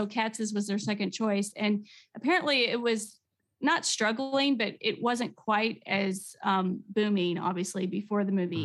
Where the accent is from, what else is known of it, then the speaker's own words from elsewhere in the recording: Midwest, United States; I'm from the Midwest